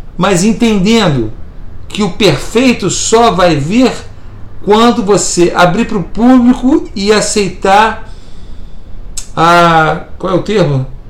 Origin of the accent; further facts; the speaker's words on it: Niterói, Rio de Janeiro, Brazil; fomos criados juntos lá em Itacoatiara, no Rio de Janeiro, em Niterói, na região oceânica de Niterói, Rio de Janeiro